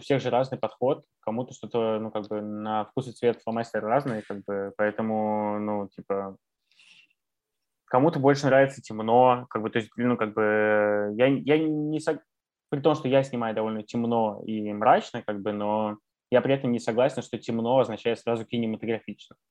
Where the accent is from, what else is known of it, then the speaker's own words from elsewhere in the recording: Kaliningrad, Kaliningrad Oblast, Russia; moved away; also born or lived in Canada; я вырос в Калининграде